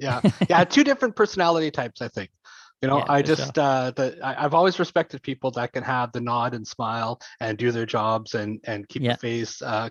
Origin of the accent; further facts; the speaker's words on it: the Prairies, Canada; also born or lived in Eastern Canada; now in Langley, Canada; I was born out east, raised yeah. In the prairies, and yeah. But I've been on the coast since 93 now.